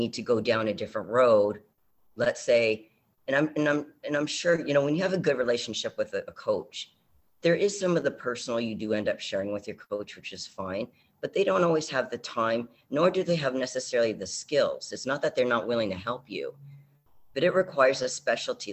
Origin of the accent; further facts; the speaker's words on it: Canada; I'm from Canada